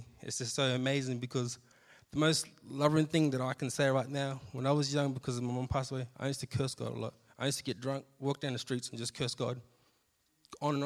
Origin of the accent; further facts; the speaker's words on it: Australia; moved away; I come from the country town of Sejuna. If anyone has ever been there before, you know, living in Sejuna, it was pretty tough being around there. You know, we basically grew up around alcohol, drugs.